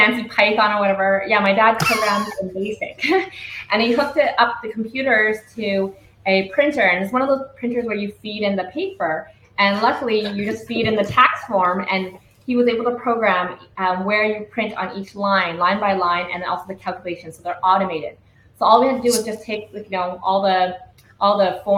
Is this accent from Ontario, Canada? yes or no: no; Vancouver, British Columbia, Canada; moved away as an adult; now in Vietnam; we grew up in the Vancouver East Side